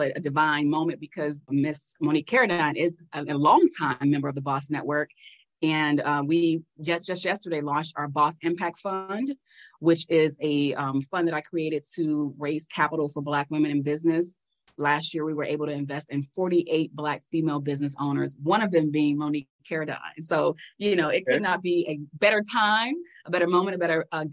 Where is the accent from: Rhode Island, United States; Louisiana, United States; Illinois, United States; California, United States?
Illinois, United States; Chicago; we're both from Chicago